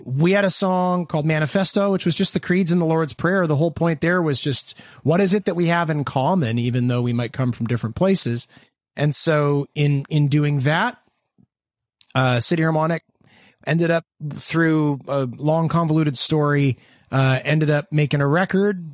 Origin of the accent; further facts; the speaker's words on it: Hamilton, Ontario, Canada; we're from Hamilton, Ontario, Canada.